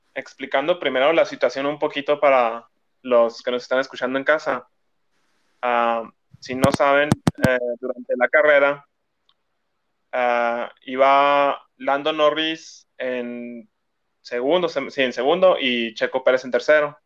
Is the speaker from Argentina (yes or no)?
no; Mexico; como fan mexicano